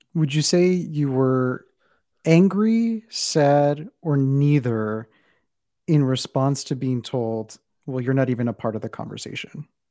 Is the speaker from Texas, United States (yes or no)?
yes; South Texas, United States; my interpretation of brownness came from where I'm from, which is South Texas